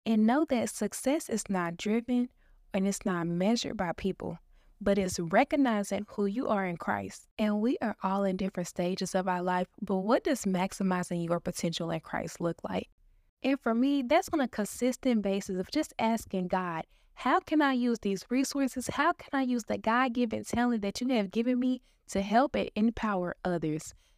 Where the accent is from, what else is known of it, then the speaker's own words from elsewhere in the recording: Dallas, Texas, United States; I was born and raised in Dallas, Texas